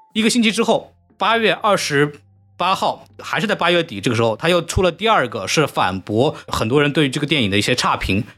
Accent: China; moved away as an adult; also born or lived in United States; 我们作为中国人

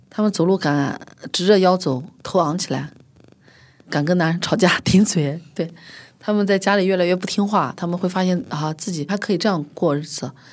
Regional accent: Xinjiang, China; moved away; 我很小的时候，出生在新疆市战精神兵团

